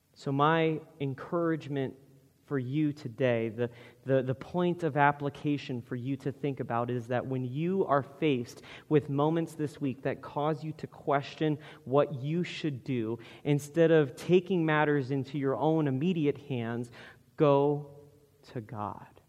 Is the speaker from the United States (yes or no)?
yes; United States; Western American people